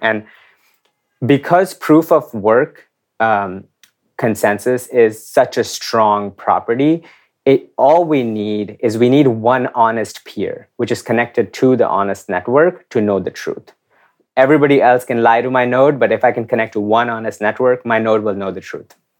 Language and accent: English; India; I grew up in India in the nineties